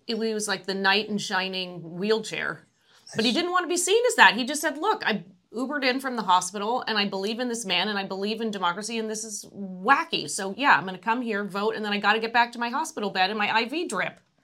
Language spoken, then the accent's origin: English; United States; also born or lived in Los Angeles, California / Atlanta, Georgia; now in San Francisco Bay Area, United States; I grew up in Los Angeles and, and Atlanta.